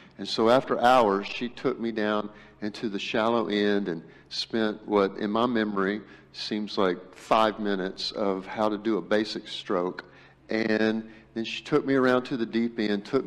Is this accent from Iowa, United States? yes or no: no; Brazos River, Texas, United States; I grew up on the Brazos River